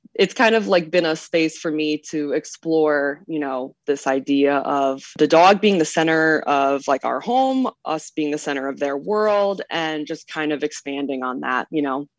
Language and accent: English; Midwest, United States; moved away; also born or lived in Savannah, Georgia; I grew up in the Midwest